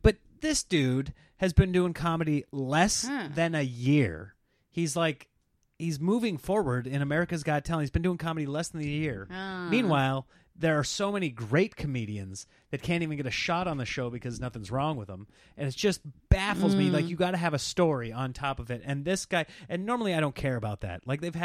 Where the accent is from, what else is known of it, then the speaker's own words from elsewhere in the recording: Nebraska, United States; Well, I grew up in Nebraska.